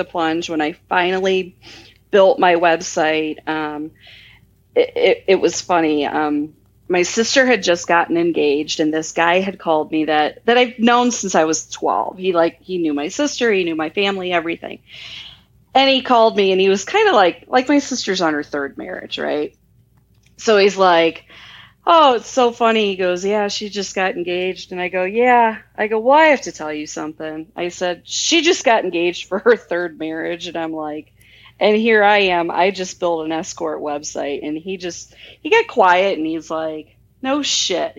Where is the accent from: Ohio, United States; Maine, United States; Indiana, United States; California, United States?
Ohio, United States; small town near Cleveland, Midwest; now in Las Vegas, United States; I'm from the Midwest. And when I say that I'm from Cleveland, but I'm not, I'm from like a really small town near Cleveland.